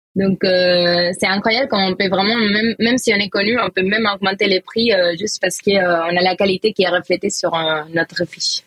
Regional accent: Valencia, Valencian Community, Spain; accent: Spanish; French is a second language; moved away as an adult; now in Paris, France; j'ai un petit accent. Voilà, ça vient de Valencia, Espagne

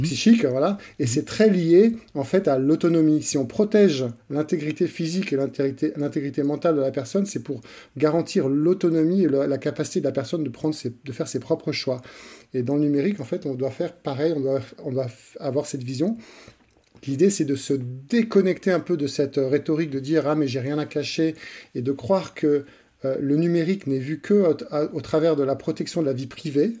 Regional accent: France; moved away as an adult; now in Switzerland; J'ai grandi dans, le, dans un environnement français et j'ai fait mes études en France

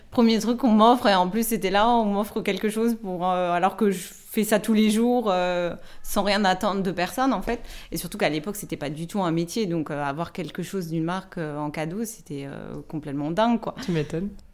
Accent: Nancy, Grand Est, France; moved away as an adult; also born or lived in Lebanon; now in Paris, France; je suis originaire de Nancy. Euh, j'ai, habité huit ans au Liban et là, je suis de retour en France depuis, depuis 3 mois.

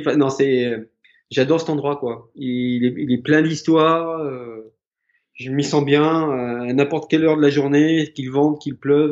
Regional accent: Haute-Savoie, Auvergne-Rhône-Alpes, France; je suis originaire de Haute-Savoie

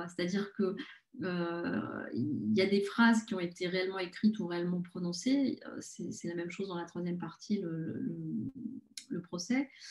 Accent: Paris, Île-de-France, France; je suis parisienne, j'adore Paris et je n'ai pas vraiment envie de vivre ailleurs

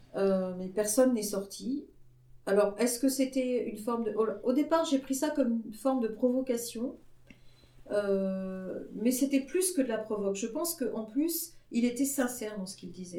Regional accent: Brittany, France; je venais d'une petite ville de Bretagne dans laquelle tout le monde vivait en parfaite entente

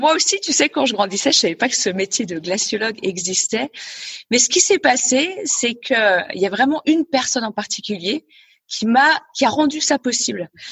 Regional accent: Gruffy, Auvergne-Rhône-Alpes, France; moved away; also born or lived in Annecy / Svalbard; Je suis née à Annecy en Haute-Savoie et j'ai grandi dans un petit village pas très loin d'Annecy qui s'appelle Gruffy

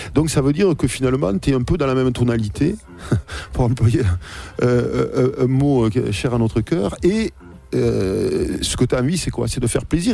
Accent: Toulouse, Occitania, France; chez nous à Toulouse

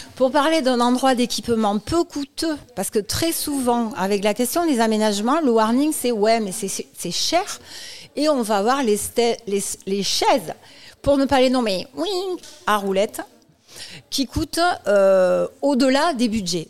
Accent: Toulouse, Occitania, France; comme mon accent l'indique, je suis à Toulouse et de Toulouse

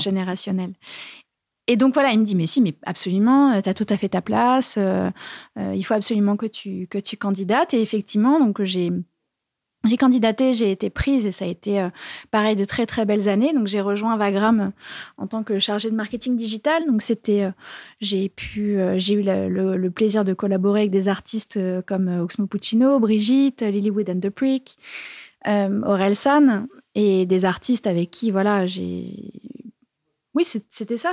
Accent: Bourges, Centre-Val de Loire, France; je viens de Bourges

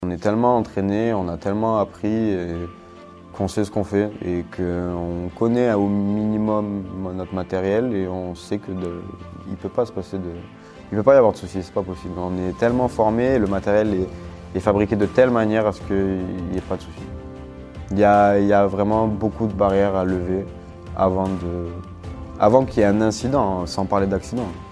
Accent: Corsica, France; moved away as an adult; now in Saint-Dizier, France; je suis corse.

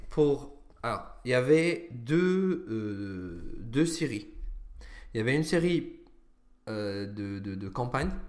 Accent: Damascus, Damascus Governorate, Syria; moved away as an adult; also born or lived in Sweden / Italy; now in France; Je suis né à Damas. À Damas. En Syrie. J'ai vécu 20 ans de ma vie là-bas.

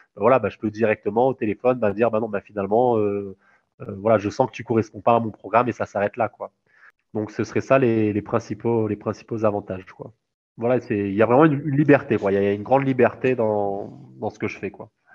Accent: Réunion; moved away as an adult; also born or lived in Toulouse, France; moi, je suis réunionnais

